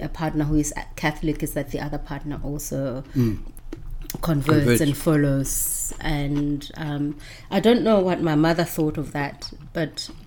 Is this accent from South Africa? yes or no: yes; Pretoria, Gauteng, South Africa; English is a second language; moved away as an adult; also born or lived in Johannesburg / Cape Town; I grew up in Pretoria